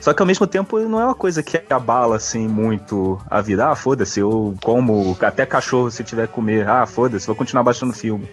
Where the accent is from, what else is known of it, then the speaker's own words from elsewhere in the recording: Brazil; como bom brasileiro